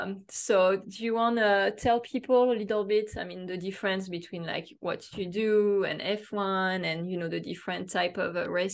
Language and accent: English; France; born or raised there; English is a second language; now in United States